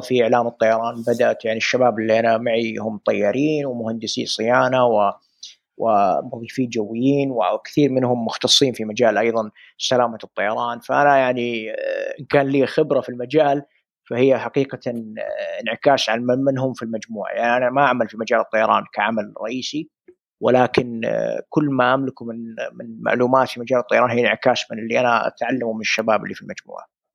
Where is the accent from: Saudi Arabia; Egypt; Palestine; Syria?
Saudi Arabia; عندنا في السعوديه